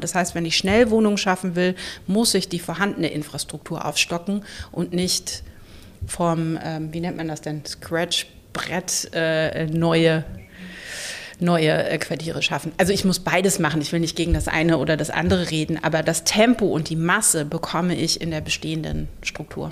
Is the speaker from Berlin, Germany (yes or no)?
yes; Berlin, Germany; ich bin ja selber Berlinerin